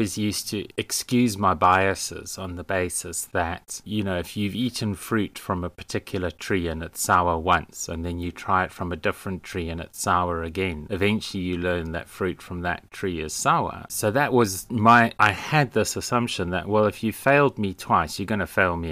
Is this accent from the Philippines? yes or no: no; South Africa; moved away; being South African